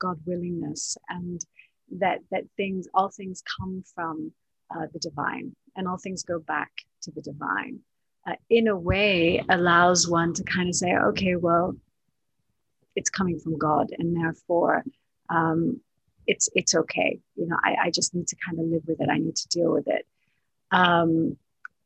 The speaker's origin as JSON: {"language": "English", "country": "Canada", "tie": "born or raised there", "also_born_or_lived": "Palestine", "moved": "yes", "lives_now": "Dubai, United Arab Emirates", "said": "my parents are both Palestinian, although I was born in Canada."}